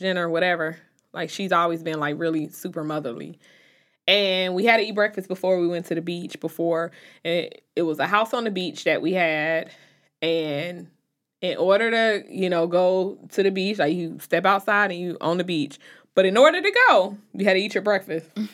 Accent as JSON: {"language": "English", "town": "Chicago", "region": "Illinois", "country": "United States", "moved": "yes", "lives_now": "North Carolina, United States", "said": "I'm from Chicago, even when I moved to North Carolina"}